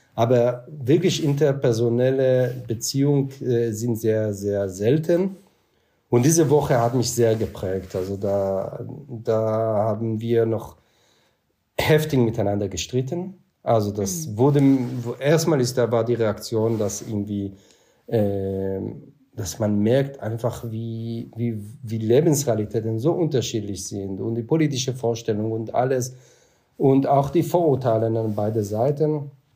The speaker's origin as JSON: {"language": "German", "country": "Israel", "tie": "born or raised there", "second_language": "German", "moved": "as an adult", "lives_now": "Germany", "said": "ich bin im Kibbutz auch aufgewachsen"}